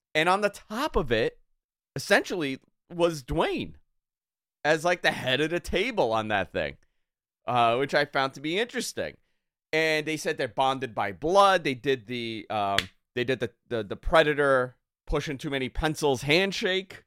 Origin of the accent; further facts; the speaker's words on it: New York, United States; growing up in New York